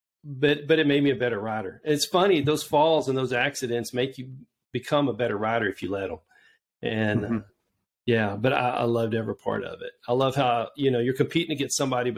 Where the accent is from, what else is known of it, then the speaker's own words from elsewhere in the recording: Georgetown, Texas, United States; I grew up in Georgetown